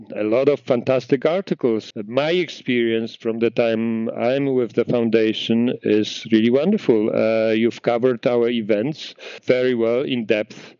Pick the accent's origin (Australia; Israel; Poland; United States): Poland; moved away as an adult; now in Canada; I grew up in Poland in a small town.